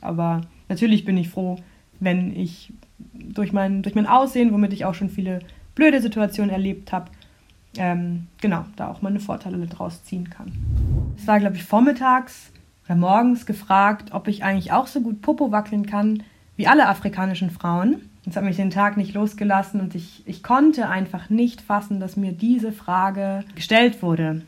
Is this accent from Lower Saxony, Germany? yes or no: yes; Rotenburg, Lower Saxony, Germany; also born or lived in Munich; now in Freiburg, Germany; bin in München geboren und danach als sehr kleines Kind nach Rothenburg an der Wimme gezogen, wo ich aufgewachsen bin. Das ist bei Bremen.